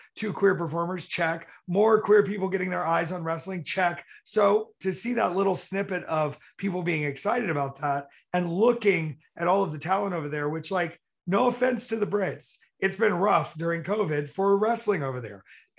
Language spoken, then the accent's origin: English; South Carolina, United States; accent: country; my original accent comes out and I get a little country. And so when I'm around all these people and they talk about fish and biscuits and all that sort of shit, I sort of just go back to South Carolina.